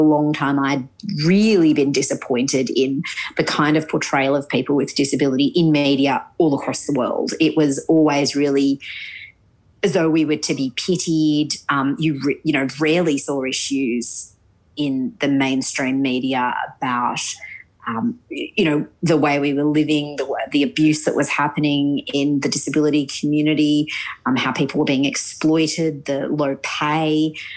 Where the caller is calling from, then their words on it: Sydney, New South Wales, Australia; I am actually calling from Sydney